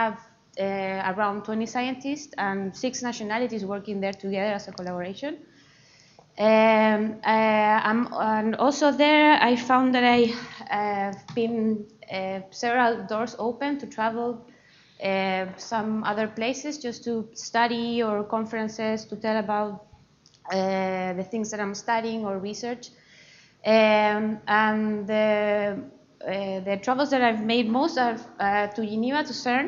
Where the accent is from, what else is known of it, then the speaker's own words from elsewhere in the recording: Chile; English is a second language; moved away as an adult; now in Edinburgh, United Kingdom; as you see from my accent, I am not from UK. I come from Chile, so South America